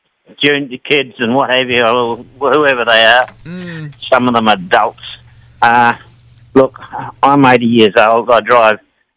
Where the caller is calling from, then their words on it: Tully, Queensland, Australia; Tully, North Queensland.